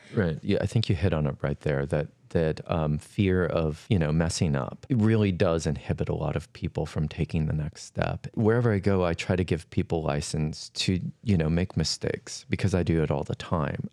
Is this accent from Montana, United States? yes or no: yes; Flathead Reservation, western Montana, United States; I was born and raised on the Flathead Reservation in western Montana